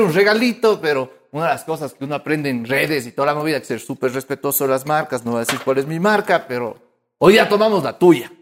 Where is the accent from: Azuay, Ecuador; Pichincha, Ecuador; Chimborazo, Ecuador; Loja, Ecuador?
Azuay, Ecuador; Cuenca